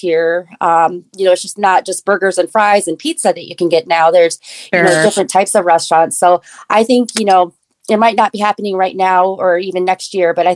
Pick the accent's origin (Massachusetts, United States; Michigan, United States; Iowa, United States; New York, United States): Iowa, United States; also born or lived in Korea; I did grow up in Iowa, but I was adopted from Korea when I was 9 months old